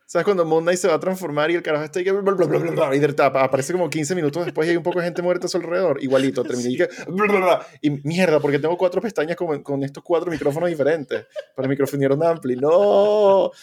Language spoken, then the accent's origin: Spanish; Venezuela; moved away; venimos de Venezuela comunista